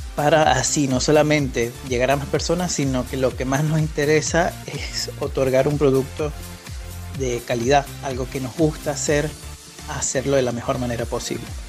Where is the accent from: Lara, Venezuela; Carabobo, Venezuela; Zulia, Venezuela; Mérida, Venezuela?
Zulia, Venezuela; Maracaibo; moved away as an adult; now in Rosario, Argentina; venezolano, nací y criado de Maracaibo. Hace cuatro años que estoy viviendo en Rosario, Argentina.